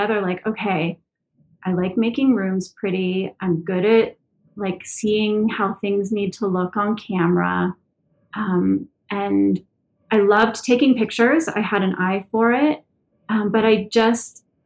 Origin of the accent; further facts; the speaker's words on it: Santa Monica, California, United States; I'm born and raised in Santa Monica, California. I've never left.